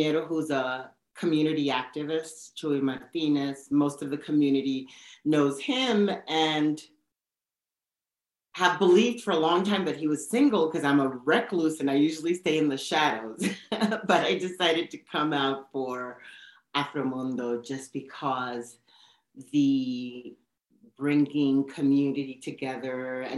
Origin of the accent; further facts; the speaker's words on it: Dominican Republic; also born or lived in New York City; now in New Mexico, United States; As a Dominican, coming from the Dominican Republic